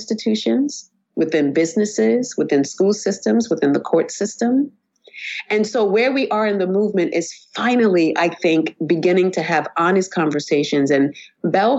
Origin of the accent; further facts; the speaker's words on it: United States; I identify myself as Black American